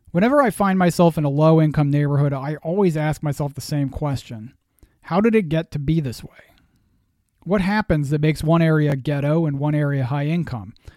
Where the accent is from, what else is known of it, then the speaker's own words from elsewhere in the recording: Massachusetts, United States; now in Pennsylvania, United States; I am a Yankee. I was born in the Northeast in Massachusetts, and now I live in Pennsylvania.